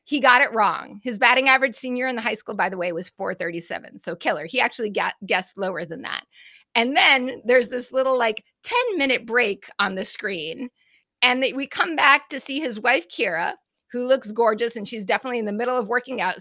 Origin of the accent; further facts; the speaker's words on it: Massachusetts, United States; I'm from Massachusetts